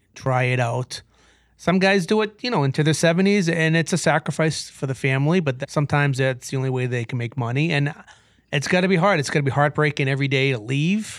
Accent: Brockton, Massachusetts, United States; now in Waltham, United States; I grew up in Brockton, Sioux City, by the way, and, uh, I live in Waltham

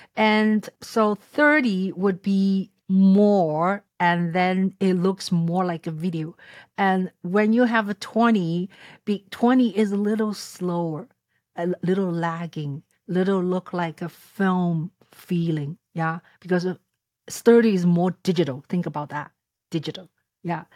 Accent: Shanghai, China; moved away; I was born in Shanghai and came to this country thirty-some years ago

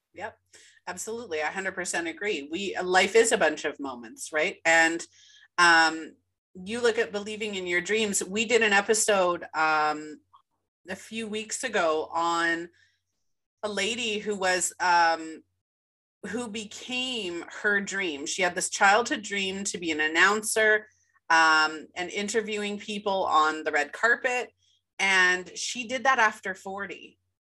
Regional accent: Winnipeg, Manitoba, Canada; born or raised there

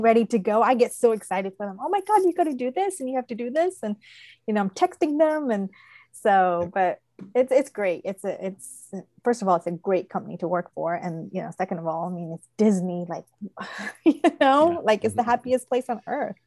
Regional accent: England, United Kingdom; now in Odenton, United States; I told you I'm from England. I was born in England.

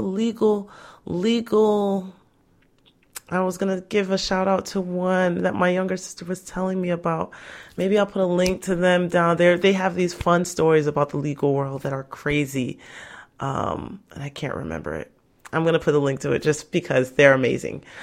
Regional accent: Nigeria; I'm Nigerian

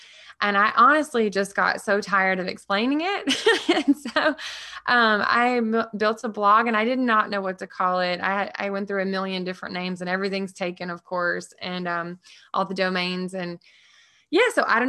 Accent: the South, United States; I was always like really resourceful because I grew up really poor in the South, right?

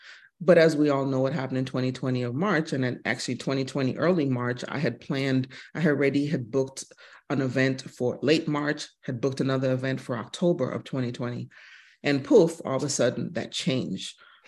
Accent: United States; But being a military kid, my dad was in the military. I am West Indian American. My dad is from Mississippi. And having the fortune of traveling around the world since I was probably 2 years old and speaking three different languages.

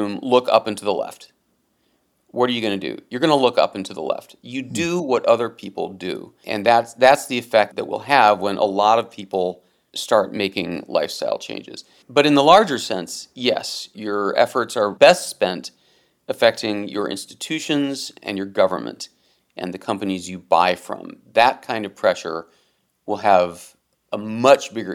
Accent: Cleveland, Ohio, United States; moved away as an adult; also born or lived in New York; growing up in Cleveland

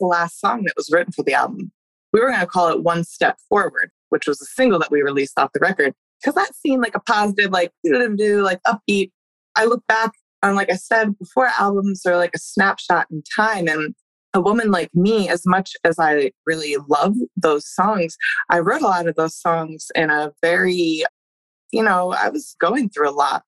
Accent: Woodstock, New York, United States; I grew up in Woodstock, super liberal area.

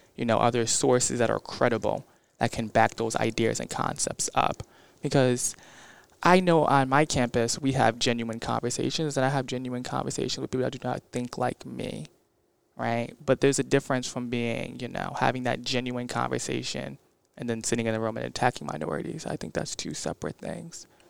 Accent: Bridgeport, Connecticut, United States; I'm from Bridgeport

